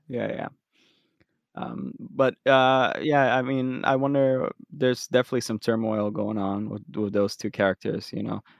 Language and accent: English; Philadelphia, Pennsylvania, United States; we're from Philly